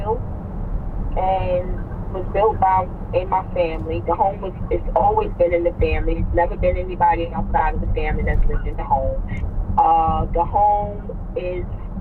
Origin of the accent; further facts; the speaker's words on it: New York, United States; I'm from New York